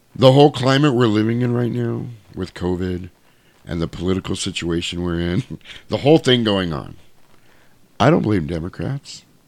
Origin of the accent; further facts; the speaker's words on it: United States; we are the American people